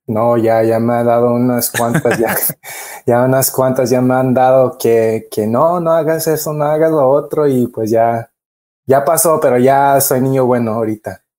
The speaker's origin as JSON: {"language": "Spanish", "town": "Los Angeles", "region": "California", "country": "United States", "tie": "born or raised there", "said": "nací aquí en Los, en Los Ángeles"}